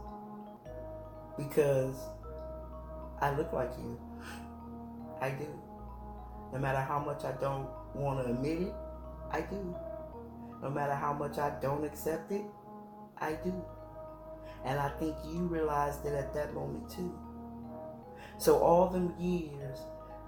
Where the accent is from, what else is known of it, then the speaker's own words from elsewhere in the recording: Chicago, Illinois, United States; I'm from Illinois, Chi-town, suburbs, all them, they don't cry, thugs don't cry, that's what I was raised on